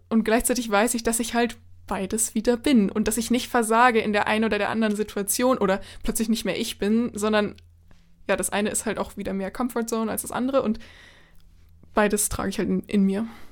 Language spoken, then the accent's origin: German; Germany; also born or lived in United States; natürlich bin ich Deutsche